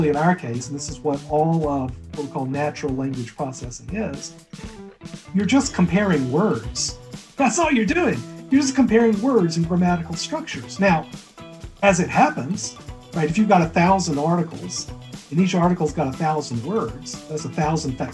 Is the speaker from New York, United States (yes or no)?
no; Alabama, United States; also born or lived in Fairfield County, Connecticut; now in Connecticut, United States; My wife's from Texas originally. I'm from Alabama.